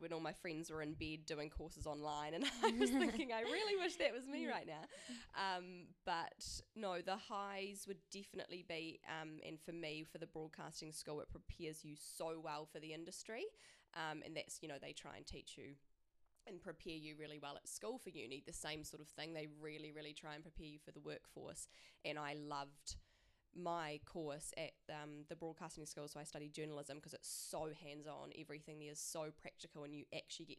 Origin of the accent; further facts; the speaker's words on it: Christchurch, Canterbury, New Zealand; being back home and being in Christchurch, is I'm from Christchurch